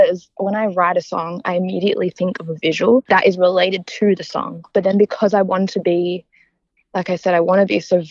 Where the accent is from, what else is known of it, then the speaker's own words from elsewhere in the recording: Perth, Western Australia, Australia; now in Melbourne, Australia; we're all from Perth, coming over to Melbourne